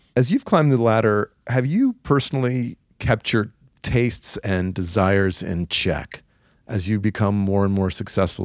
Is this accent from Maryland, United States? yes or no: no; Atlanta, Georgia, United States; moved away as an adult; also born or lived in New York / Los Angeles / San Francisco; where I grew up in Atlanta